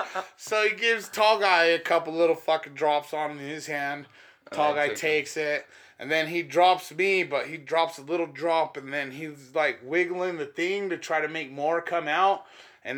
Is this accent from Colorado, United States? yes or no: yes; Denver, Colorado, United States; I'm from Denver. We're in North Denver right here.